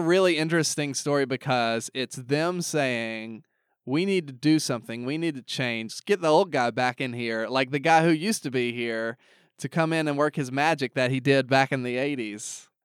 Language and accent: English; the South, United States; I grew up in the South where all my friends went to church